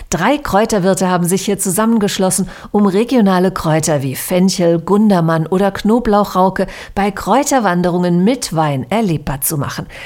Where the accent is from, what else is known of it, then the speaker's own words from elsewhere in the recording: Bacharach, Rhineland-Palatinate, Germany; Ich komme ja tatsächlich aus Bacher Steg, weit hinten im Tal.